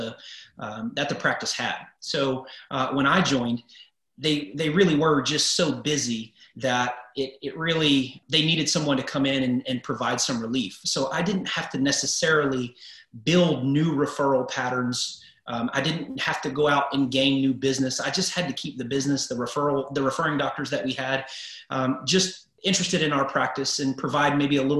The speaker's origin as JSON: {"language": "English", "town": "Houston", "region": "Texas", "country": "United States", "tie": "born or raised there", "said": "Houston, the Houston area, Southeast Texas is my hometown"}